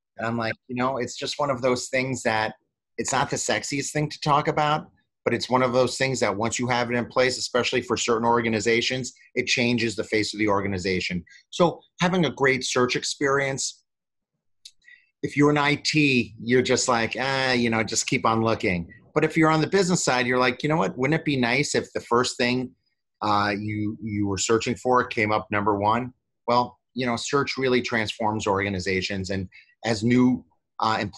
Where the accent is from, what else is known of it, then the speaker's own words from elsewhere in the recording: New York City, New York, United States; also born or lived in Chicago; now in Los Angeles, United States; I'm a native New Yorker